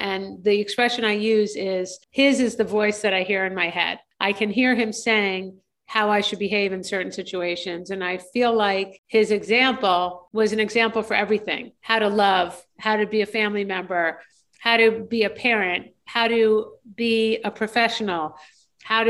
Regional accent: a suburb of New York City in New Jersey, United States; also born or lived in Michigan; I was raised in a suburb of New York City in New Jersey

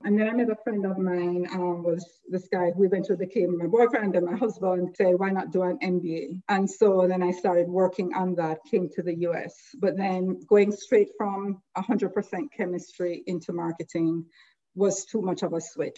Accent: Jamaica; moved away as an adult; now in United States; growing up, and again, I grew up in Jamaica

